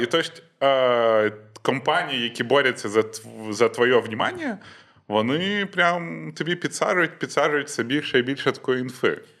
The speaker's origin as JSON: {"language": "Ukrainian", "region": "Western Ukraine", "country": "Ukraine", "said": "в мене, по-перше, Західна Україна, так. і там дуже багато суржика, бо Польща рядом"}